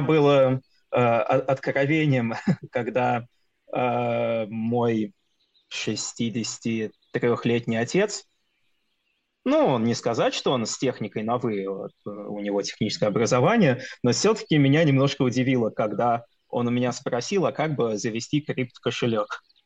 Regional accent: Russia; moved away as an adult; у нас на родине

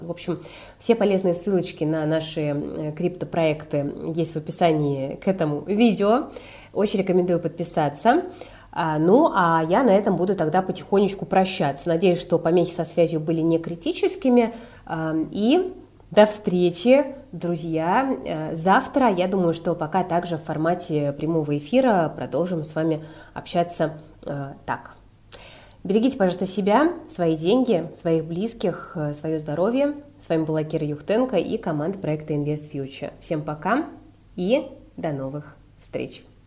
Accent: Saint Petersburg, Russia; я, как э, коренной житель

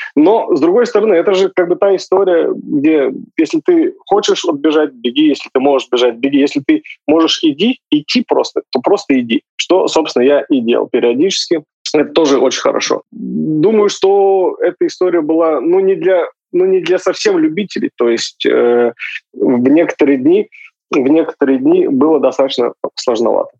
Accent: Sakhalin Oblast, Russia; я с Сахалина

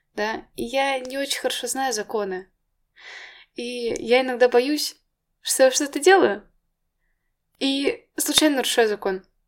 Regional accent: Moscow, Russia; я родилась в Москве, я в Москве училась

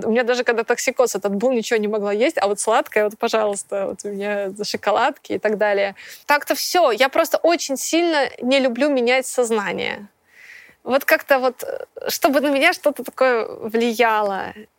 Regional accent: Minsk, Belarus; moved away as an adult; also born or lived in Moscow; Я из Минска

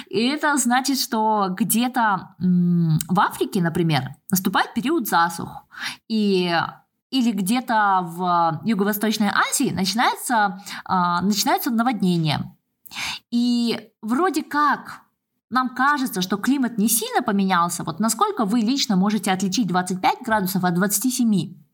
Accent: Almaty, Kazakhstan; А в Алмате, ну, я же родом из Алматы, у нас там горы.

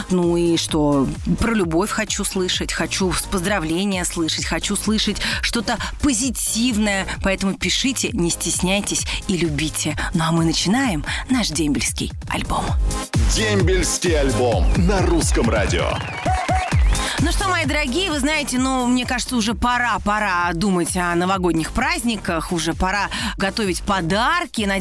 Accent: Samara, Samara Oblast, Russia; я из прекрасного города Самара.

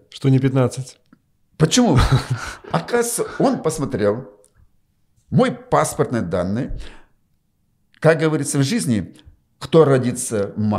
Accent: Chuvashia, Russia; Я говорю, нет, я говорю, чуваш.

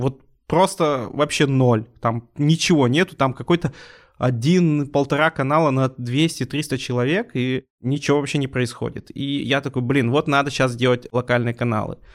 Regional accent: Urals, Russia; мы сами уральцы

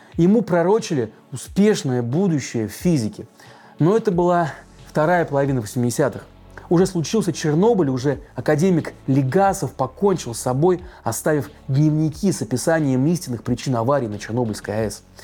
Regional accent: Neftekamsk, Bashkortostan, Russia; в моем родном городе Нефтекамске

